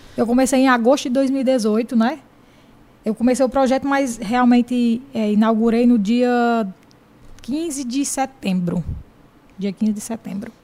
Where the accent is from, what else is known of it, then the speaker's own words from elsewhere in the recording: Jaguaribe, Ceará, Brazil; sou de Jaguaribe